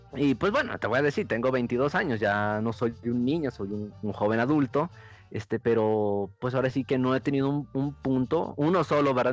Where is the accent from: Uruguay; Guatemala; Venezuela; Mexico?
Mexico; al ir creciendo aquí en México